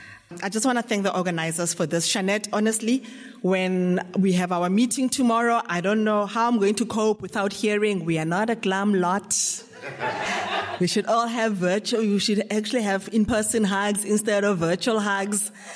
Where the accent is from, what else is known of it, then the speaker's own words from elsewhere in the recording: Johannesburg, Gauteng, South Africa; I'm an alcoholic from Johannesburg.